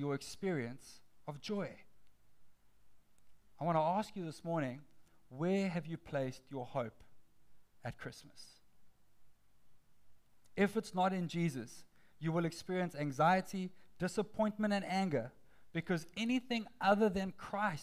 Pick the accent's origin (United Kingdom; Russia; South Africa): South Africa; Johannesburg, Gauteng; For me, in the early years of my childhood, I grew up in Johannesburg, South Africa